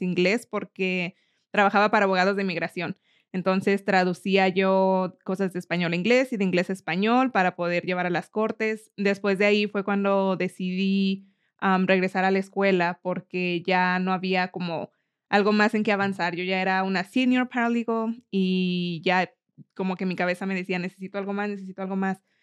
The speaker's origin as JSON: {"language": "Spanish", "region": "Mexico City", "country": "Mexico", "tie": "born or raised there", "also_born_or_lived": "Miami", "moved": "as an adult", "lives_now": "Colorado, United States", "said": "nací en Miami, pero solamente estuve ahí un año y de ahí me fui a la Ciudad de México, donde crecí."}